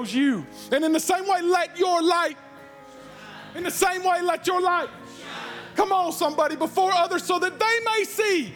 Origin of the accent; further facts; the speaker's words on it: United States